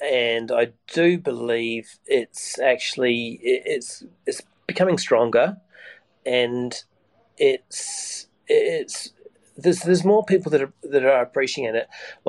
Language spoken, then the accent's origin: English; Sydney, New South Wales, Australia; I said, I'm from Sydney.